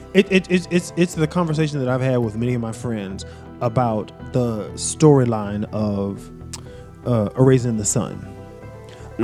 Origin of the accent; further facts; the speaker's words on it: Greensboro, North Carolina, United States; I'm, I'm from Greensboro, North Carolina